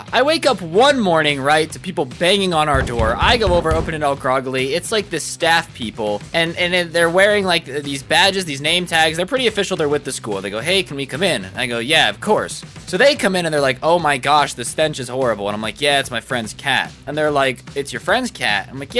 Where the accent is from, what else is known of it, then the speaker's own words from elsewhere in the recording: South Korea; I'm here for the summer since I'm from Korea.